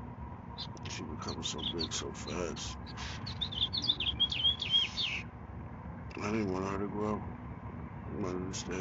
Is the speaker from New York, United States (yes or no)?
yes; New York City, New York, United States; also born or lived in Manhattan / Harlem / Bronx / Long Island; now in Roanoke, United States; I moved out here from New York. Born and raised in New York